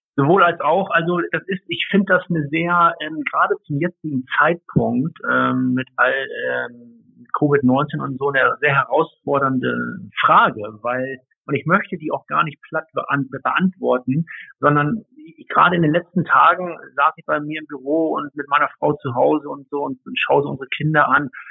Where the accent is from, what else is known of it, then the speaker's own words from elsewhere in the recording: Hamburg, Germany; als Hamburger Jung, ich komme ja ursprünglich aus Hamburg vom flachen Land